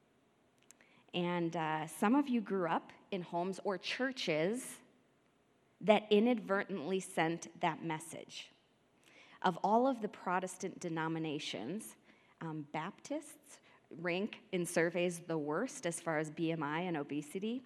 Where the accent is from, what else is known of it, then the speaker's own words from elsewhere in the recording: Midwest, United States; now in Denver, United States; I grew up in the Midwest